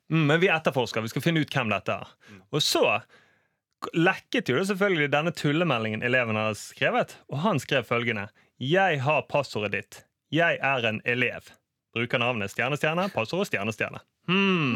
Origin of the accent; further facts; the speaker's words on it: Bergen, Vestland, Norway; som bergenser